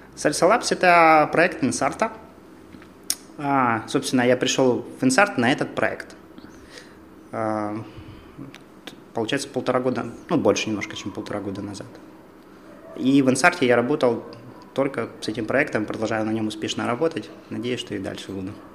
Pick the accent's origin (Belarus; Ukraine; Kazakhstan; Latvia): Ukraine; Dimitrov, Donetsk Oblast; moved away as an adult; now in Kharkiv, Ukraine; когда еду в Димитров, свой родной